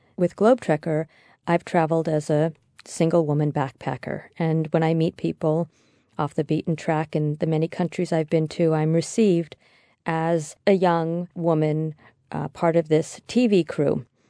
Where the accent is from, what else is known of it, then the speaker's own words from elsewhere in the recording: United States; I'm American